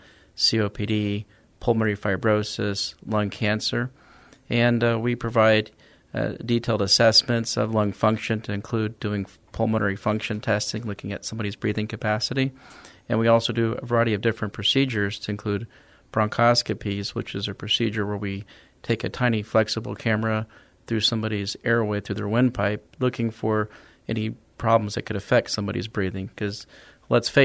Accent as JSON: {"language": "English", "town": "Dallas", "region": "Texas", "country": "United States", "also_born_or_lived": "Sherman, Texas", "moved": "as an adult", "lives_now": "San Antonio, United States", "said": "I'm originally from Dallas, Texas"}